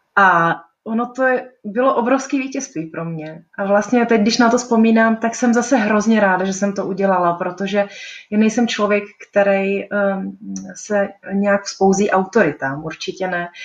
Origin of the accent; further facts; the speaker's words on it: Brno, South Moravian Region, Czechia; moved away as an adult; now in Prague, Czech Republic; Já jsem se narodila v Brně, mám Brno hrozně ráda